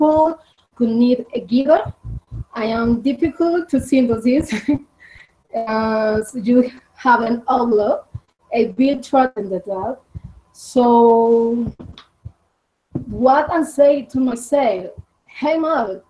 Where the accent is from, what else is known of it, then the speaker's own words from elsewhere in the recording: Medellin, Antioquia, Colombia; accent: Colombian; English is a second language; I am Medellin, Colombia. I am from Colombia, como ves, a Colombian bird.